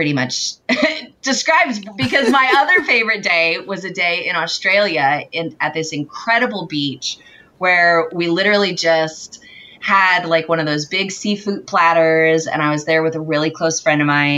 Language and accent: English; California, United States; moved away as an adult; also born or lived in Boston; I grew up in California and grew up in like orchard areas.